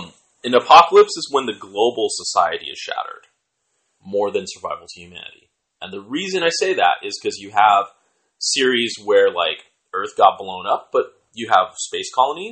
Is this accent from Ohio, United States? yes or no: no; Seattle, Washington, United States; And since I'm from Seattle